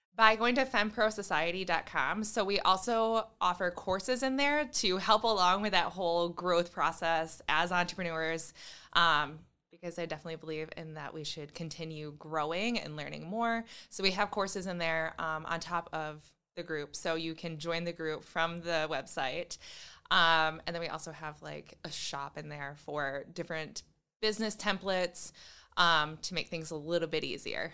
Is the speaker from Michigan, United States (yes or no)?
yes; Lake Shore, Michigan, United States; also born or lived in Grand Rapids, Michigan; I am from the Lake Shore